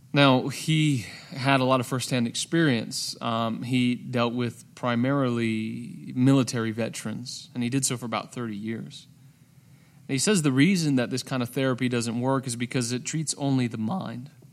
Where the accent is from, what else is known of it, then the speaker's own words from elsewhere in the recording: United States; my identity as an American.